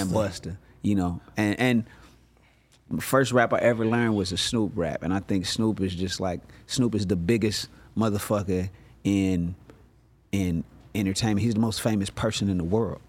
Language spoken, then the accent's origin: English; Inglewood, California, United States; I'm from Inglewood, California